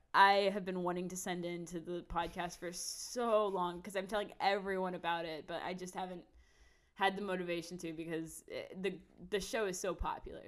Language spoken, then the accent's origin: English; Odessa, Texas, United States; moved away as an adult; now in Austin, United States; I've been raised and born in Texas uh, my mm. whole life.